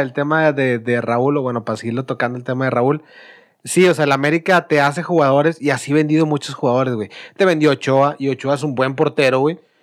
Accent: Monterrey, Nuevo León, Mexico; nosotros como regios

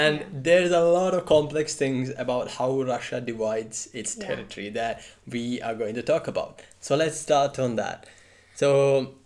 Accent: India; nationality means I'm Indian, so that's my nationality

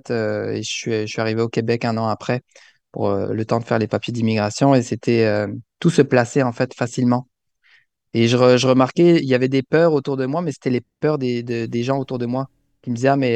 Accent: Alsace, Grand Est, France; moved away as an adult; now in Canada; je suis, je suis né en France, en mhm. Alsace

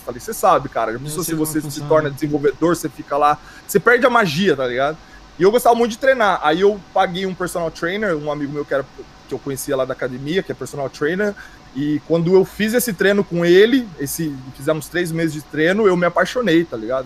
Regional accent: Bauru, São Paulo, Brazil; now in London, United Kingdom; Rosa Branca é onde eu cresci em Bauru

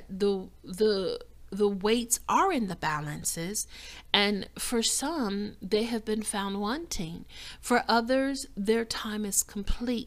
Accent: Chicago, Illinois, United States; moved away as an adult; also born or lived in the South (US); I was born and raised in Chicago, which is one of the coldest cities on the planet

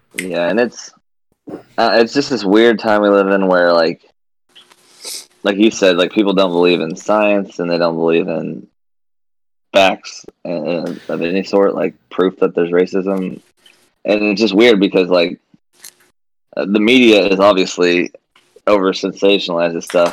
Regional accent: Mount Vernon, United States; I was from Mount Vernon, where I knew one black person my whole life

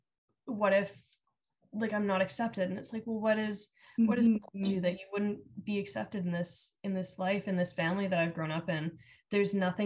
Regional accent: Alberta, Canada; Growing up in Alberta

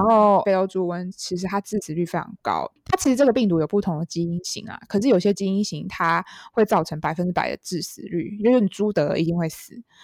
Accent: Taiwan; 我们台湾人很喜欢吃猪的内脏

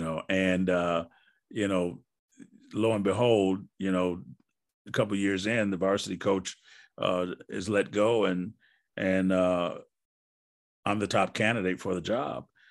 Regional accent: Wisconsin, United States; moved away; I'm from Wisconsin.

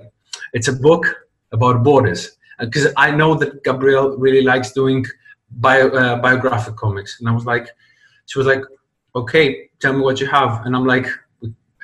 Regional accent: Greece; I grew up in Greece

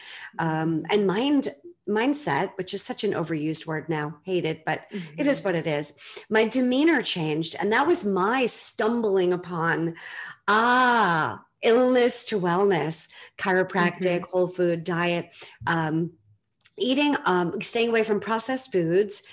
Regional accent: Needham, Massachusetts, United States; I grew up in Needham, just outside of Newton area

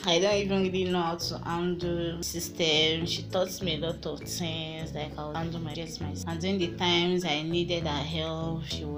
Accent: Ilesha, Osun, Nigeria; I'm from Osun State, Ilesha, Atakumosa West.

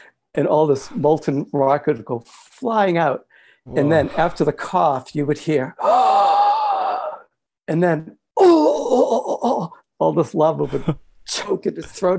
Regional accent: Cambridge, Massachusetts, United States; moved away; I grew up in Cambridge, Massachusetts, and near Boston

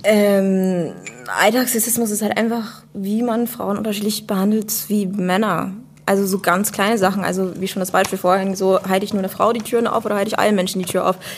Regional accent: United States; now in Germany; komme eigentlich aus der USA und studiere jetzt hier.

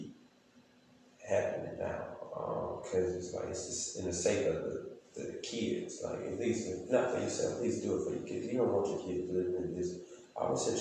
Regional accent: Monroe County, south Alabama, United States; We're from the south part of Alabama.

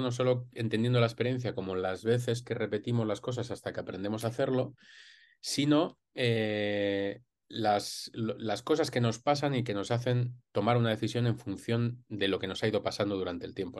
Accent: Madrid, Community of Madrid, Spain; yo soy de Madrid y estudié aquí odontología hace ya casi 20 años

